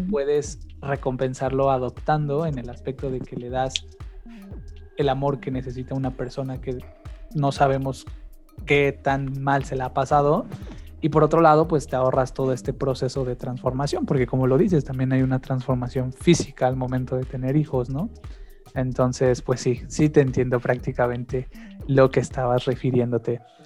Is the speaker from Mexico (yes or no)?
yes; Mexico; he fallado como mexicano